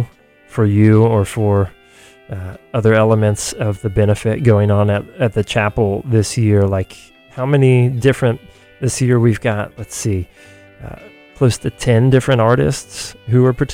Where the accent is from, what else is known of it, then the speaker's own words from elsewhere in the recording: Athens, Georgia, United States; now in San Francisco, United States; I've known about Nucci Space in my hometown of Athens, Georgia, since I was in eighth grade